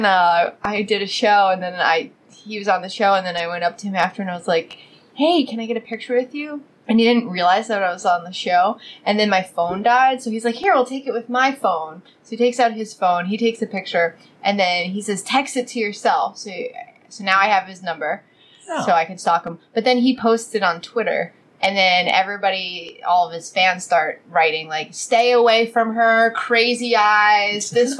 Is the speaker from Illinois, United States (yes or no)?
no; New York, United States; I'm from New York and I don't dog walk, I scale it back.